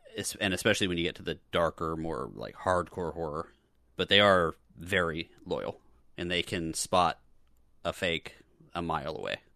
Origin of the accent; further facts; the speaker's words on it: Boca Raton, Florida, United States; I was growing up in Boca, which was, is suburban and pink